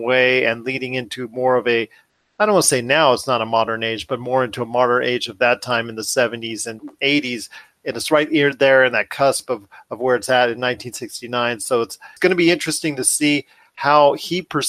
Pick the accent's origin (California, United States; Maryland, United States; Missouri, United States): California, United States; Torrance; an area that I'm familiar with when I grew up in Torrance, California.